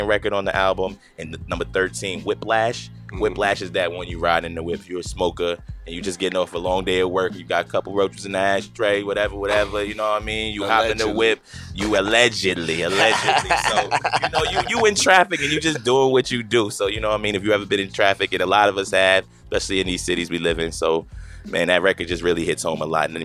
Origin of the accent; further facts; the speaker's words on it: Long Island, New York, United States; now in Fredericksburg, United States; I grew up in, I come from Long Island, New York. Long Island, yes, sir, New York.